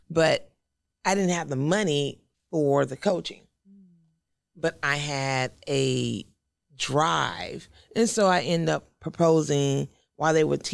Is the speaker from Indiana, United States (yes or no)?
no; Houston, Texas, United States; also born or lived in Dallas, Texas; I'm originally from Houston